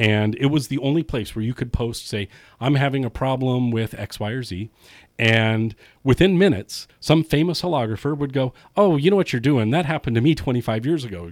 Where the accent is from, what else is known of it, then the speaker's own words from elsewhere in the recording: California, United States; also born or lived in San Francisco; I was born and raised in Lake Tahoe